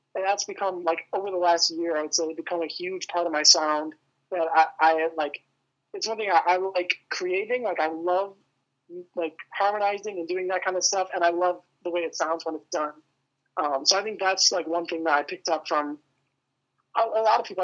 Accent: outside Metro Detroit, Michigan, United States; I, live like just outside of like Metro Detroit area. Um, it's kind of a smaller town, but yeah, but I've lived here my whole life

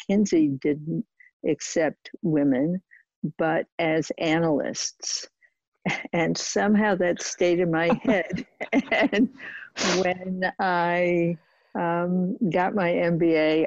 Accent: New York City, New York, United States; I grew up in Brooklyn when it wasn't fashionable

